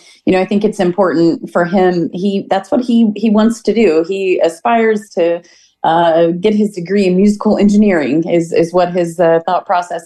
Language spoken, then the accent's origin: English; Catlin, Illinois, United States; we're local here in the community. I grew up in Catlin, Illinois. I'm sure a lot of people know where that's at. If you haven't been there, you should visit. It's a great little town to visit. I've lived here my whole life. My roots are here.